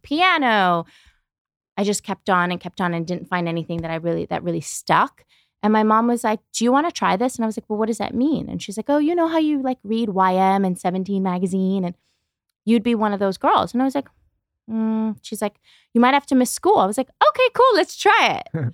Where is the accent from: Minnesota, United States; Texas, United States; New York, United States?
New York, United States; New York City; moved away as an adult; now in Los Angeles, United States; I grew up in New York, Brooklyn